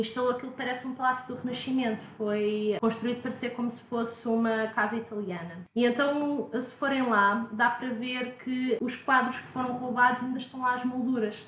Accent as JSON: {"language": "Portuguese", "country": "Portugal", "moved": "yes", "said": "sou de Portugal"}